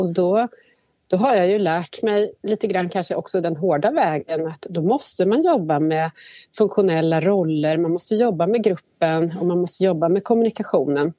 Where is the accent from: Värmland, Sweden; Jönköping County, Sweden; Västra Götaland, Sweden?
Värmland, Sweden; moved away as an adult; now in Stockholm, Sweden; jag kommer ursprungligen från Värmland men har bott hela mitt vuxna liv i Stockholm